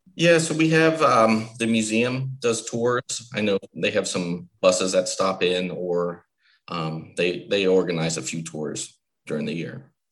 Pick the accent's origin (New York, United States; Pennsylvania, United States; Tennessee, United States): Pennsylvania, United States; State College; moved away as an adult; now in Williamsport, United States; I'm from State College, Pennsylvania, originally